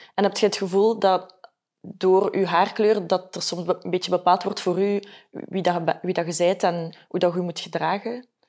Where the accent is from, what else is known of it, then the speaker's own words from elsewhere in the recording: Ghent, Flanders, Belgium; ik ben van Gent